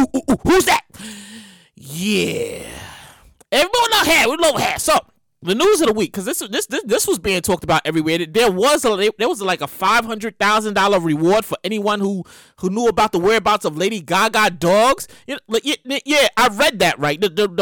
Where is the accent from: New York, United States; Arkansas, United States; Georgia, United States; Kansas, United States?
New York, United States; New York City; I'm from Brooklyn, New York.